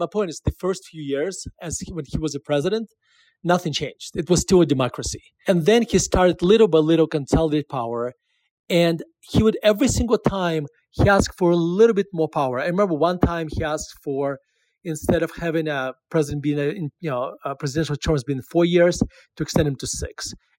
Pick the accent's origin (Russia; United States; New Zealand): Russia; moved away; when I was growing up in Russia